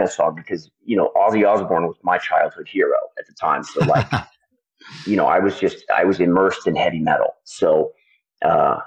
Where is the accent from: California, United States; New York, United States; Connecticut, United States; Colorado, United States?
California, United States; Belvedere; I grew up in a town called Belvedere, in a place, Marin County.